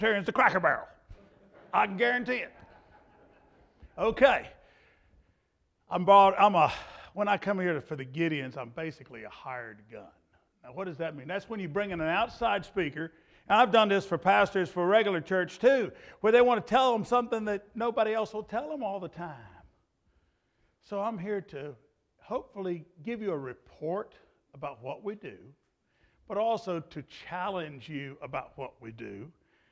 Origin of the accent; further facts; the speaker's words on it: Clarksville, Virginia, United States; I'm from Clarksville, Virginia